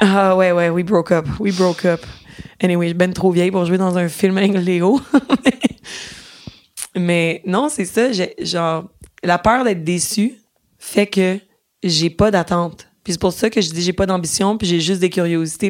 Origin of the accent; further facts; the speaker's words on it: Boucherville, Quebec, Canada; je prenais les cours de théâtre quand j'étais petite à Boucherville, sur la rive sud de Montréal